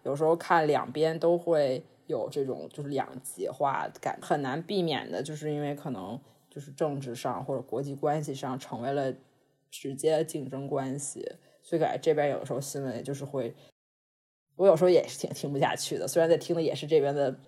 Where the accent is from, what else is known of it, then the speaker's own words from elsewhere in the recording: China; moved away as an adult; now in Los Angeles, United States; 成长在中国